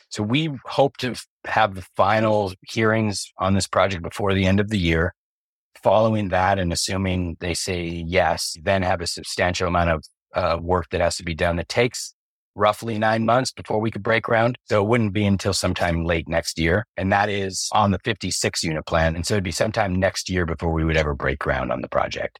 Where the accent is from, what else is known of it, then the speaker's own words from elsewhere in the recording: Covina, California, United States; my hometown, Covina, where I was born